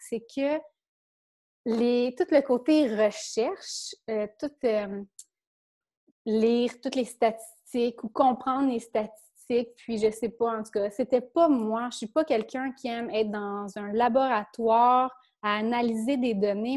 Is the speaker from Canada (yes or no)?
yes; a small village in Quebec, Canada; je viens d'un petit village, moi, au Québec